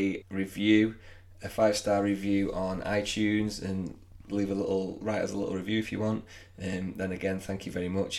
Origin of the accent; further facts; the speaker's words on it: England, United Kingdom; We're English